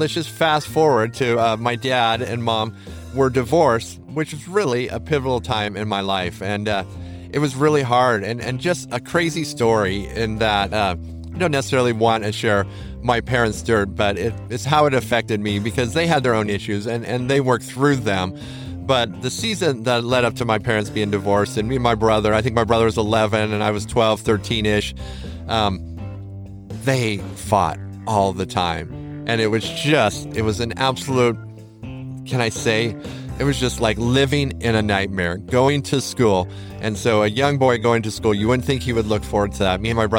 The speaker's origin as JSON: {"language": "English", "country": "United States", "said": "as an American family, we had arrived"}